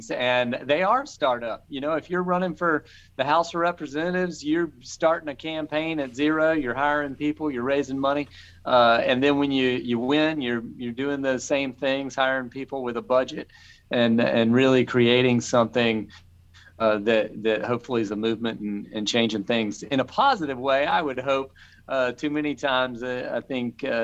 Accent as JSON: {"language": "English", "town": "Charleston", "region": "South Carolina", "country": "United States", "tie": "born or raised there", "said": "my hometown of Charleston, South Carolina"}